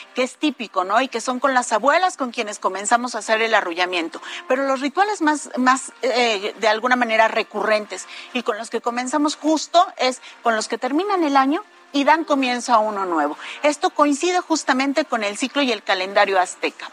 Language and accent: Spanish; Mexico; nuestra identidad como mexicanos